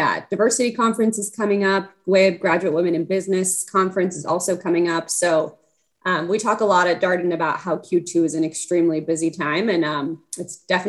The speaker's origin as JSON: {"language": "English", "region": "Mexico City", "country": "Mexico", "tie": "born or raised there", "also_born_or_lived": "Canada", "second_language": "English", "said": "I am originally from Mexico City. I am the daughter of diplomats. And so I was lucky enough to spend my childhood in a few different places."}